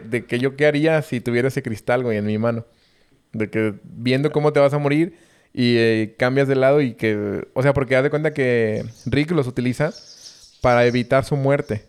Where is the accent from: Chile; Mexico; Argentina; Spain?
Mexico; Como mexicanos